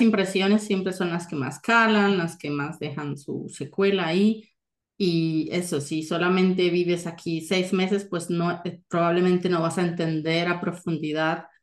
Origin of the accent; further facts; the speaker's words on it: Colombia; moved away as an adult; now in Germany; nací, crecí en Colombia y es una gran parte de mí